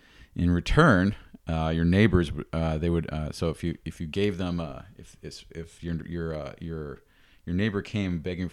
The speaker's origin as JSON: {"language": "English", "region": "New York", "country": "United States", "tie": "born or raised there", "said": "I don't have any experience with that here where I grew up in the New York region"}